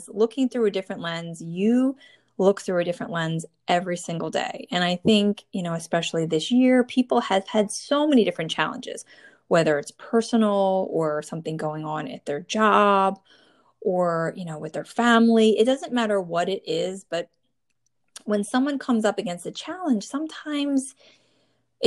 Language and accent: English; New Jersey, United States; born or raised there